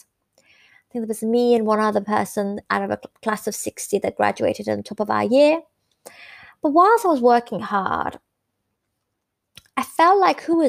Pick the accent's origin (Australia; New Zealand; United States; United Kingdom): United Kingdom; the north of England; also born or lived in Iran; Growing up in the 80s in Northern England, away from my home country, which was Iran